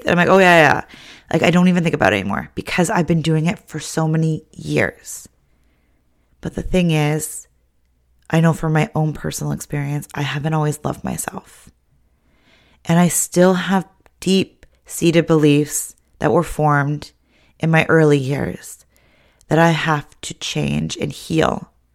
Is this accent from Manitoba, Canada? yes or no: no; Ontario, Canada; now in British Columbia, Canada; growing up in Ontario